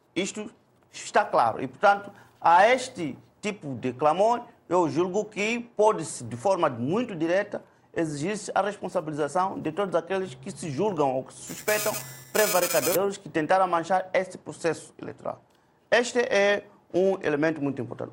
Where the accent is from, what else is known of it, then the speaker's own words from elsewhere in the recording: Mozambique; como moçambicanos